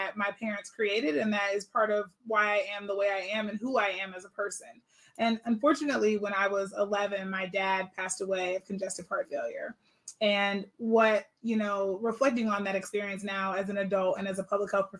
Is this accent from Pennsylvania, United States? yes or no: yes; Pittsburgh, Pennsylvania, United States; now in Sacramento, United States; I'm originally actually from Pittsburgh, Pennsylvania.